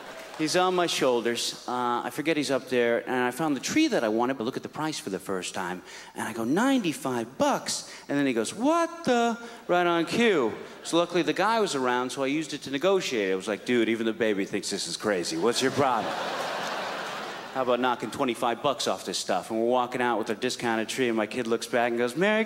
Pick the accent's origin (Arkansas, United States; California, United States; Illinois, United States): California, United States; San Francisco; I'm from San Francisco